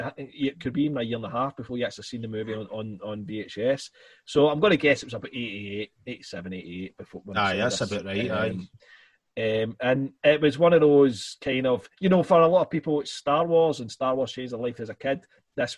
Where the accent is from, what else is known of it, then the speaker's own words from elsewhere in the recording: Scotland, United Kingdom; obviously us being Scottish